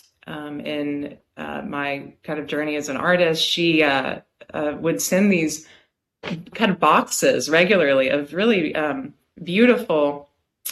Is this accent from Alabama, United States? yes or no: yes; Birmingham, Alabama, United States; also born or lived in Philadelphia, Pennsylvania / Bloomington, Indiana; now in Clyde, United States; I grew up in Birmingham, Alabama